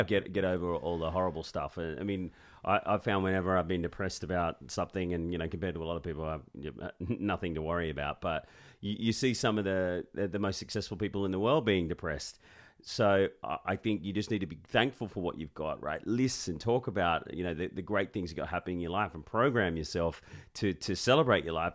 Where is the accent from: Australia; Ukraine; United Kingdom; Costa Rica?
Australia; Sydney, New South Wales; I grew up in Sydney and my dad made me play rugby league.